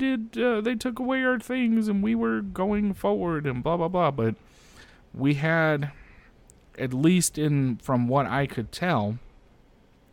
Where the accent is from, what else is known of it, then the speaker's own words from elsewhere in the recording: United States; as an American